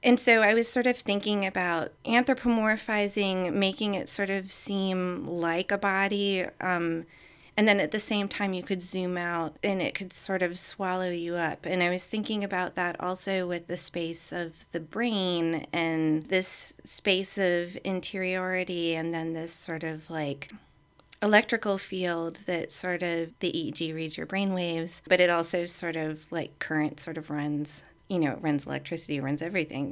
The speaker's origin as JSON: {"language": "English", "region": "Virginia", "country": "United States", "moved": "yes", "said": "I'm from Virginia."}